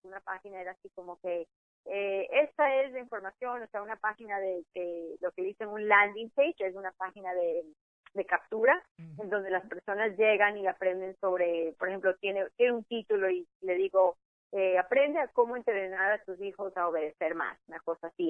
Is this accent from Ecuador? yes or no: yes; Ecuador; now in Miami, United States; pensaban que yo era mexicana, soy de Ecuador